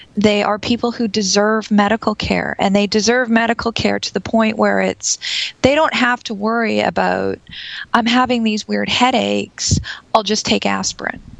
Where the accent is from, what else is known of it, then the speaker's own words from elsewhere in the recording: Canada; I'm Canadian